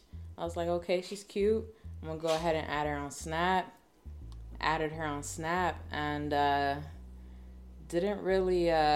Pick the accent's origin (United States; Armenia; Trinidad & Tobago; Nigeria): United States; Miami, Florida; I'm from Miami. I'm 28 years young. 90s baby.